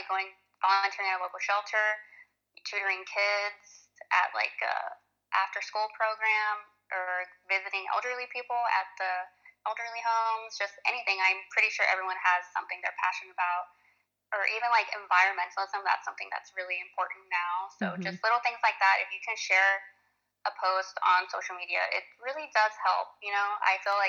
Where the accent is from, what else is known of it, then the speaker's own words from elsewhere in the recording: Corpus Christi, Texas, United States; And Corpus is very conservative too. Like, we're from Texas